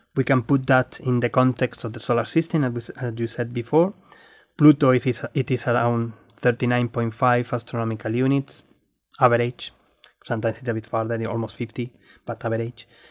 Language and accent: English; Spain; moved away as an adult; now in Australia; I'm Spanish, Australian astronomer